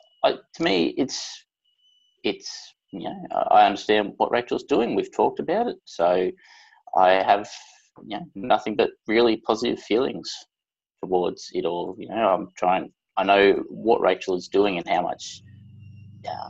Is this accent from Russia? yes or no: no; Brisbane, Queensland, Australia; I'm from Brisbane in Queensland, Australia.